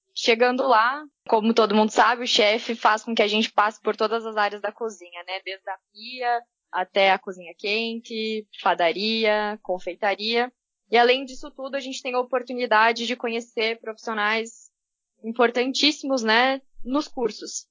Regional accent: Curitiba, Paraná, Brazil; sou de Curitiba

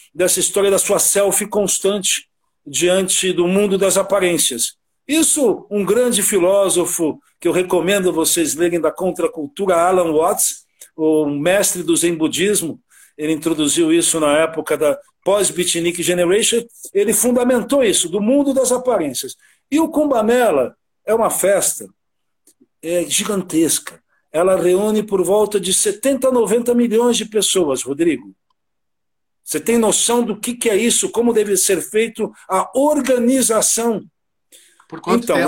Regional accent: São Paulo, Brazil; also born or lived in Rio de Janeiro; nasci no Rio e me criei no bairro do Brooklyn, Santo Amaro, ao longo da minha vida ali

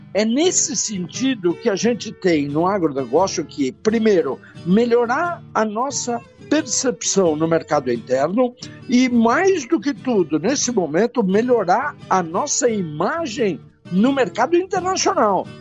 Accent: Brazil; nós, ah, como brasileiros

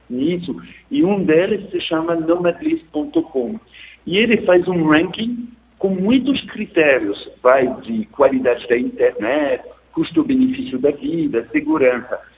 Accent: France; Portuguese is a second language; now in Rio de Janeiro, Brazil; eu sou francês, comparativamente é mais barato ter uma acesso de banda larga na França que aqui no Rio de Janeiro.

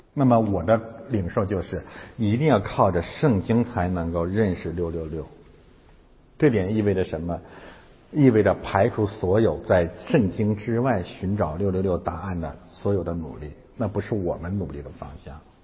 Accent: China; 我们中国人

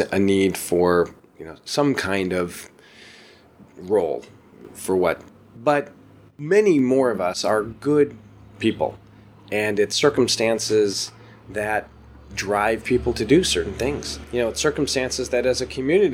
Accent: Atlanta, Georgia, United States; moved away as an adult; also born or lived in Chicago / Northeast US / Los Angeles / New York; now in Ashland, United States; I grew up in Atlanta, Georgia.

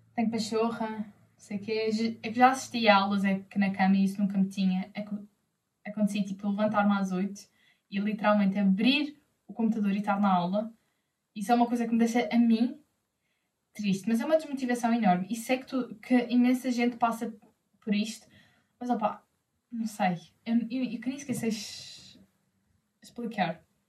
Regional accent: Madeira, Portugal; Eu sou da Madeira

